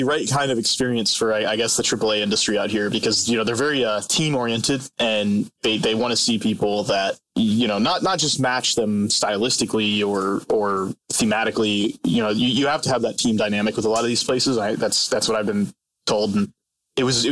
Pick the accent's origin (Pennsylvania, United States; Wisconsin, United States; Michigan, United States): Pennsylvania, United States; Hanover; moved away as an adult; now in Los Angeles, United States; I grew up in Hanover, Pennsylvania, and I did, in fact, work at the Utz factory in the summers.